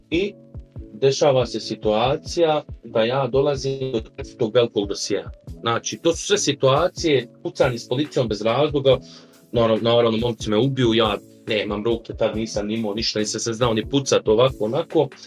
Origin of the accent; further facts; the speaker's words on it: Sarajevo, Federation of Bosnia and Herzegovina, Bosnia & Herzegovina; dolazim iz Sarajeva